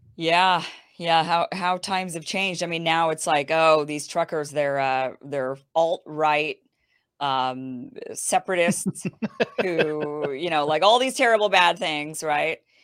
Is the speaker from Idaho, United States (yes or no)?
yes; Idaho, United States; now in California, United States; I'm from Idaho. I grew up in Idaho